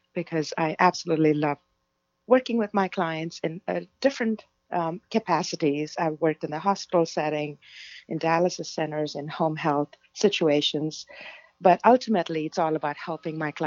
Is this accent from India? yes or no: yes; India; now in Los Angeles, United States; I was born and raised in India